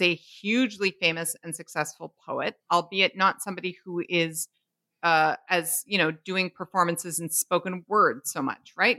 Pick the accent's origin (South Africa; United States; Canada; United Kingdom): Canada; We're Canadian